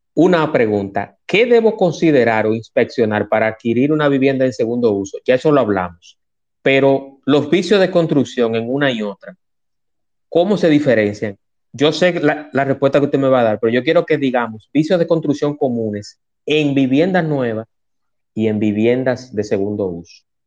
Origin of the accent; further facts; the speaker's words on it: Dominican Republic; en mi país que quiero tanto